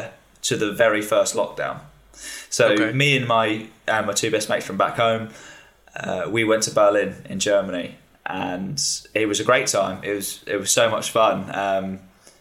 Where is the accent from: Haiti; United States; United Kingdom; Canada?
United Kingdom; being British